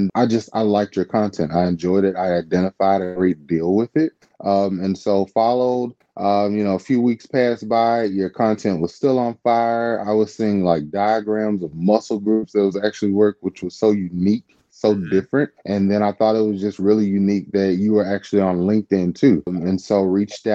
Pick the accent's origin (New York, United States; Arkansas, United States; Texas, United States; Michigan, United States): Arkansas, United States; Wynne; moved away; I'm from Wynn, Arkansas, originally